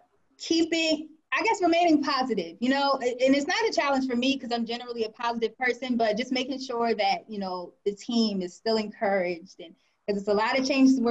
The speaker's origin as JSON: {"language": "English", "region": "Delaware", "country": "United States", "tie": "born or raised there", "moved": "as an adult", "lives_now": "Washington, D.C., United States", "said": "I was born and raised in the area, born and raised in Delaware"}